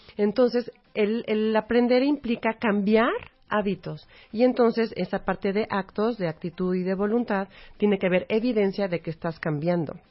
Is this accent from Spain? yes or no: no; Mexico; somos parte de México